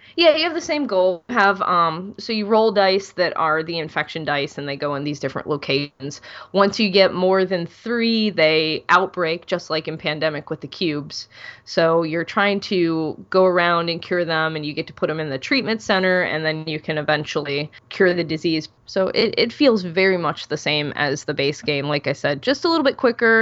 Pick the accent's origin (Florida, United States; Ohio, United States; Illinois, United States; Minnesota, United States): Ohio, United States; I'm from Ohio